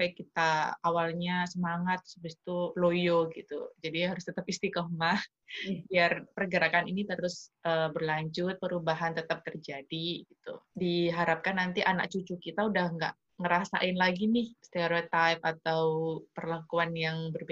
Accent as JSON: {"language": "Indonesian", "region": "Java", "country": "Indonesia", "said": "kalau sama kita orang Jawa, udah jauh banget ya"}